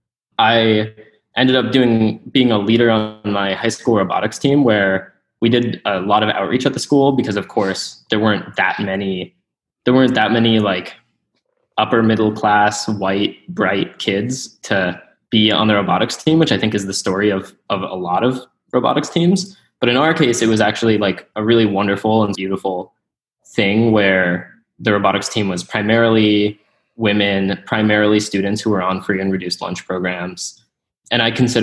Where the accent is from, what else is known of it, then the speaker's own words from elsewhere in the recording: Mesa, Arizona, United States; So I was born and raised in Mesa, Arizona, which is just some town.